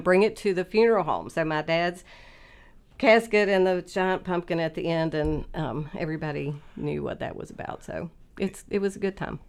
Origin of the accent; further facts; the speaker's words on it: Oak Hill, West Virginia, United States; I grew up in Oak Hill in Fayette County so it was a great place to grow up